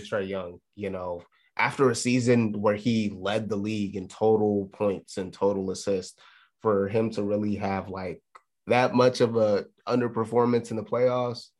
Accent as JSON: {"language": "English", "town": "Chicago", "region": "Illinois", "country": "United States", "said": "The Chicago, the Chicago Bulls, um, j, real quick on them. My, my hometown team"}